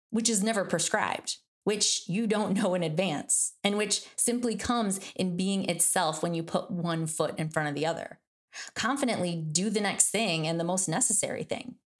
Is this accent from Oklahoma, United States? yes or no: no; Michigan, United States; I'm from Michigan, that's like we pretty much learn how to drive on ice.